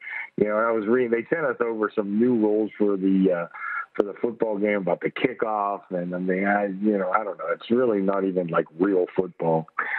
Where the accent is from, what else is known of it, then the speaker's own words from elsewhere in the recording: Pittsburgh, Pennsylvania, United States; I grew up in Pittsburgh.